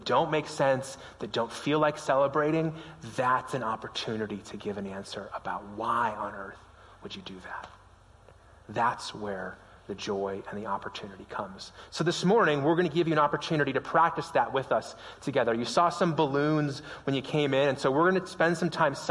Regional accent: Las Vegas, Nevada, United States; now in Prescott, United States; Las Vegas. It's my hometown. It's where I grew up

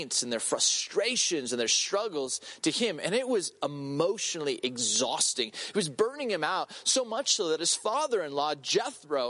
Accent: Southern California, United States; I grew up in Southern California

